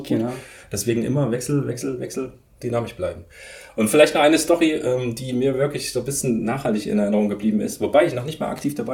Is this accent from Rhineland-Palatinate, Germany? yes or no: no; Leipzig, Saxony, Germany; Ich wohne in Leipzig und das ist so ein bisschen meine Heimat, wo ich auch groß geworden bin, wo die bewegte Schule zu mir gekommen ist, äh, wo ich dann aufgewachsen bin praktisch.